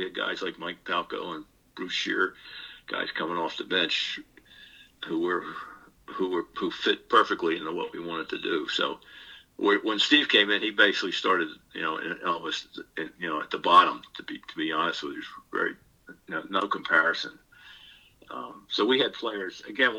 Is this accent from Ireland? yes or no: yes; Ireland; Now, I'm an Irishman. You know, there are two kinds of Irishmen.